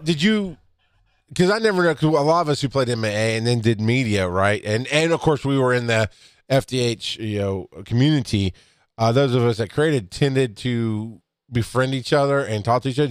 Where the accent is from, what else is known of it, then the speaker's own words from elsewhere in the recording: the South, United States; I grew up in the South.